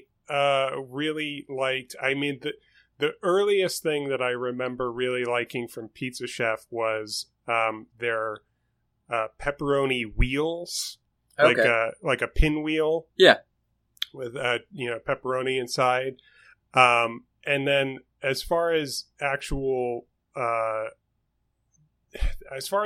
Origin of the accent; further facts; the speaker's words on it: New York City, New York, United States; moved away; I am from New York City. I grew up in Queens specifically